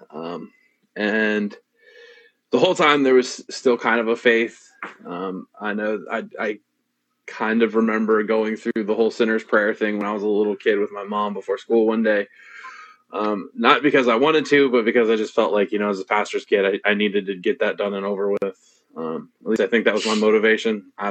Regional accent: New Washington, Ohio, United States; So we started out in this little town called New Washington, which is over kind of by Mansfield.

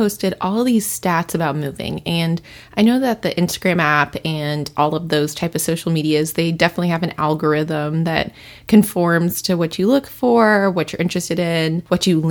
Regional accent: Louisville, Kentucky, United States; moved away as an adult; also born or lived in Cincinnati, Ohio; now in Seattle, United States; I claim Louisville, Kentucky as my hometown, even though I was born in Cincinnati, Ohio

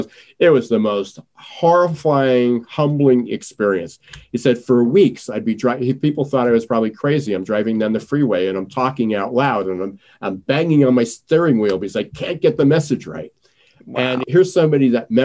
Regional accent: United States; I'm in this country as an American

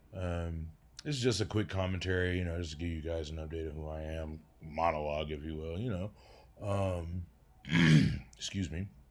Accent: Detroit, Michigan, United States; now in Denver, United States; I do live in Denver, Colorado, but I originally, uh, came from Detroit, Michigan. I was born in Detroit, Michigan in nineteen eighty-three

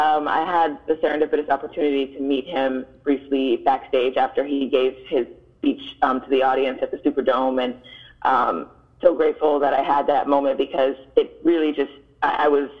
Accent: Miami, Florida, United States; I was born and raised in Miami

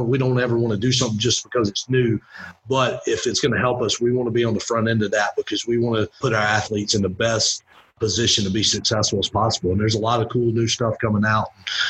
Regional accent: Winder, Georgia, United States; But yeah, I grew up in Winder, Georgia, over by Athens. Actually, was not a UGA fan.

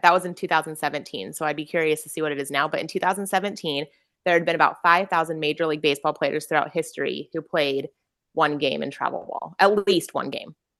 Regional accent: Utah, United States; growing up in Utah

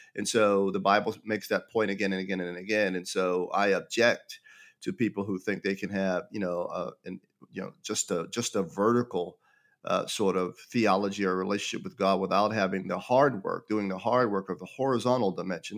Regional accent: Pittsburgh, Pennsylvania, United States; I was born and raised in Pittsburgh, Pennsylvania

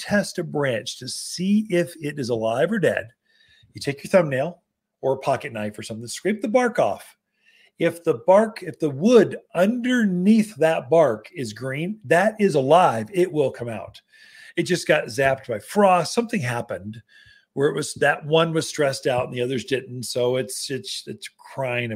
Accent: the South, United States; accent: Southern; now in Prescott, United States; coming from a Southern boy

